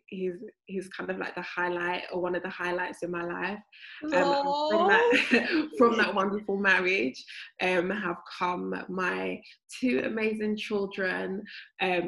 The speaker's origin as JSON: {"language": "English", "region": "London", "country": "United Kingdom", "tie": "born or raised there", "said": "I've grown up in South London all my life."}